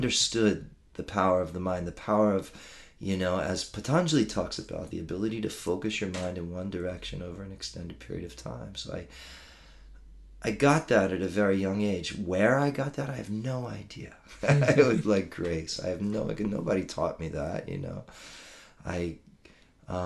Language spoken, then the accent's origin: English; Maryland, United States; moved away as an adult; I grew up in Maryland, outside of D.C., and I spent my first 22 years there